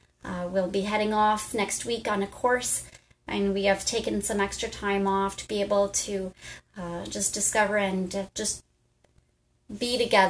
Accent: Bristol, South West England, United Kingdom; So I'm from Bristol and back to the Pontiac now

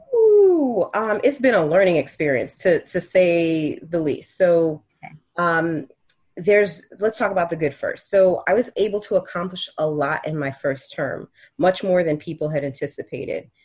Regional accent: Miami, Florida, United States; also born or lived in Haiti; I was raised in Miami

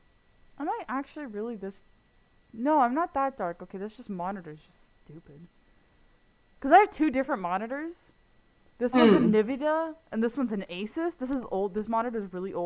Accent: Canada; I'm the Canadian bitch.

